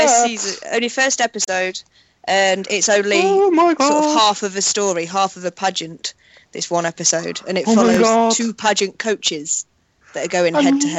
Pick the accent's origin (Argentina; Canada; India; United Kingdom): United Kingdom; as a British citizen